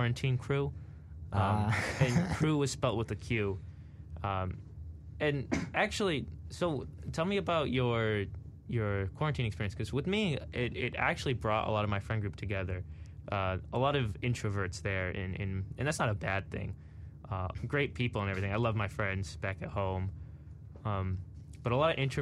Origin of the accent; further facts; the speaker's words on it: Framingham, Massachusetts, United States; I grew up and lived in Framingham, Massachusetts, a large town near Boston.